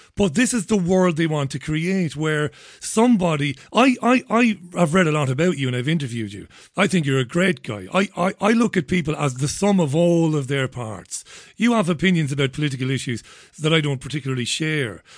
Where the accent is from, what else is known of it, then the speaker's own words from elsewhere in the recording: Ireland; moved away; growing up in Ireland